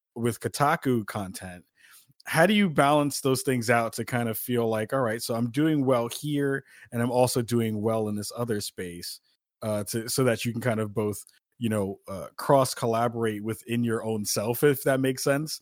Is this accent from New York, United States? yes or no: yes; New York City, New York, United States; moved away; myself as a former New Yorker